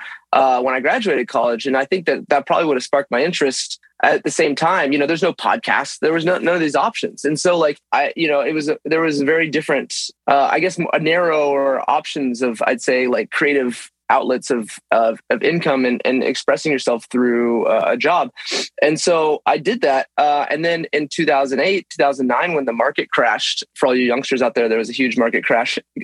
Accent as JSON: {"language": "English", "region": "Texas", "country": "United States", "tie": "born or raised there", "moved": "yes", "lives_now": "Los Angeles, United States", "said": "growing up in Texas"}